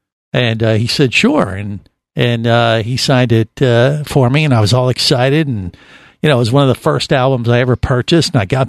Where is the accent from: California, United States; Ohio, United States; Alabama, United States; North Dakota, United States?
Ohio, United States; Cincinnati; when I was a kid growing up in Cincinnati, Ohio.